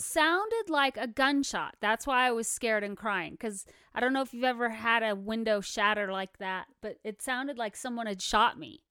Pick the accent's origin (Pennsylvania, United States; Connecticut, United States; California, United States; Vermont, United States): California, United States; moved away as an adult; now in Colorado Springs, United States; I'm from California